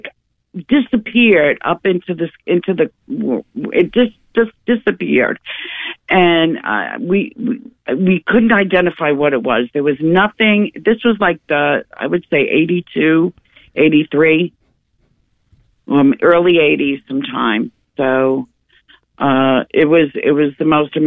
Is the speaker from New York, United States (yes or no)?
yes; New York, United States; now in Georgia, United States; I'm from New York.